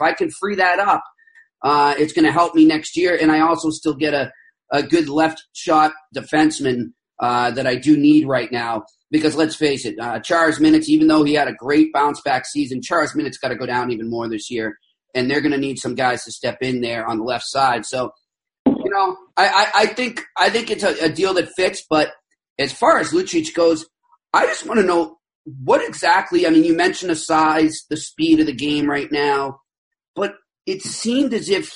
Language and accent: English; Boston, Massachusetts, United States; I'm 43. I grew up in Boston